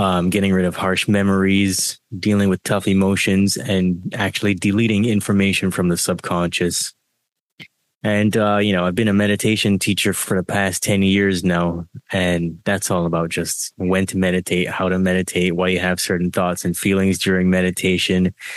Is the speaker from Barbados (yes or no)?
yes; Barbados; So I was born in Barbados, and I had to go through a lot of indoctrination there